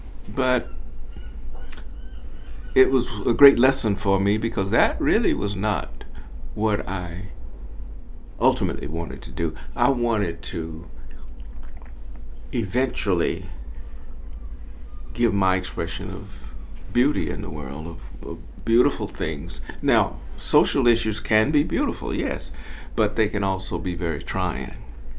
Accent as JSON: {"language": "English", "region": "the South", "country": "United States", "tie": "born or raised there", "said": "Growing up in the South"}